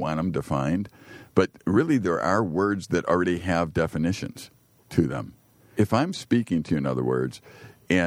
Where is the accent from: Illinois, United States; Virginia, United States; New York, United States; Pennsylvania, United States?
Illinois, United States; Chicago; I was born in Chicago